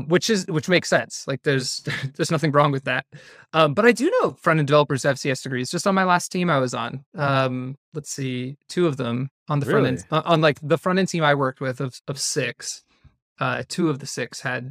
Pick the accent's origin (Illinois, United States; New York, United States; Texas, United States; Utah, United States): Utah, United States; I'm from Northern Utah. I have a wife and a daughter.